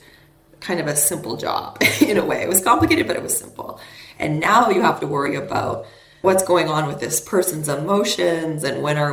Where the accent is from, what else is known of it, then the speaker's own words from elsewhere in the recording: Canada; I grew up in Canada